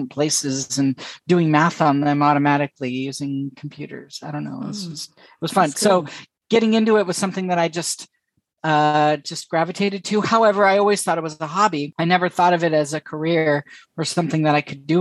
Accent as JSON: {"language": "English", "region": "California", "country": "United States", "also_born_or_lived": "San Francisco / Boston / Lake Tahoe / Amsterdam", "moved": "as an adult", "said": "I'm from California"}